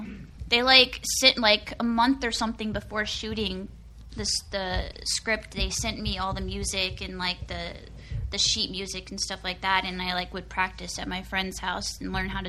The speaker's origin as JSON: {"language": "English", "region": "Texas", "country": "United States", "said": "I'm from Texas, yeah."}